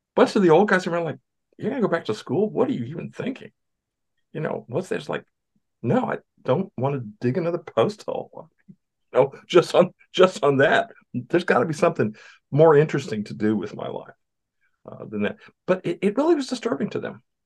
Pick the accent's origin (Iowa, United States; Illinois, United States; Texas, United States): Texas, United States; Southeast; I grew up in Southeast Texas